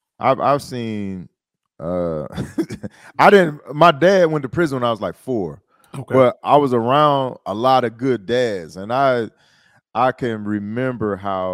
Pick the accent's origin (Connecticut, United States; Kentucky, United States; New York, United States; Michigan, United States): Michigan, United States; Detroit; I'm East Side, dog. This, like, you know, people be saying they from Detroit. You be like, where? Oh, Farmington Hills. Like, no, I'm 48224, dog.